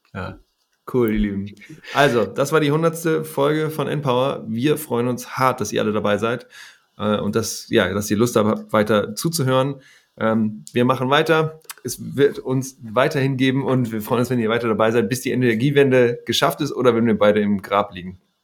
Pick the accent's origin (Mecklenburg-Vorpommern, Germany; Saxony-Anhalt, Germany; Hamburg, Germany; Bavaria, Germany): Hamburg, Germany; ich bin ja in Hamburg aufgewachsen